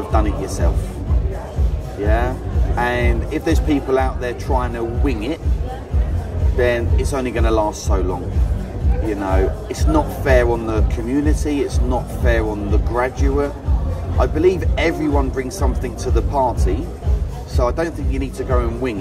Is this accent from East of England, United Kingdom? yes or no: yes; Essex, East of England, United Kingdom; from Essex, I'm a normal guy.